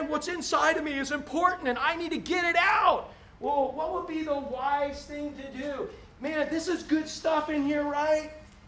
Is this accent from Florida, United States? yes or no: yes; Orlando, Florida, United States; I grew up in Orlando before there was a lick of concrete